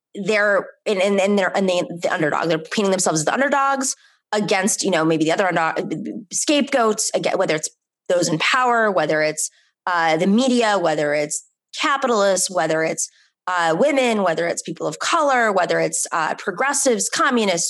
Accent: New York City, New York, United States; personally felt as a New Yorker

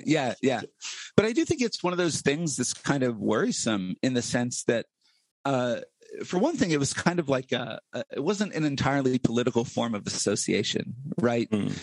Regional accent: Blair County, Central Pennsylvania, United States; growing up in Central PA

